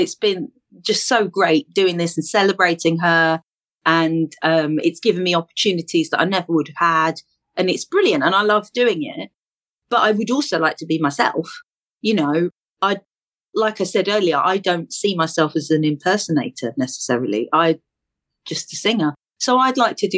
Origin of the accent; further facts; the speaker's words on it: London, United Kingdom; I'm from East London